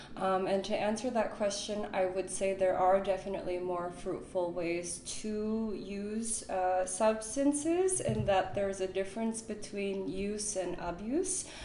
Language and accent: English; Chicago, Illinois, United States; moved away as an adult; also born or lived in San Francisco; now in Berlin, Germany; I was born in Chicago. I went to university in Chicago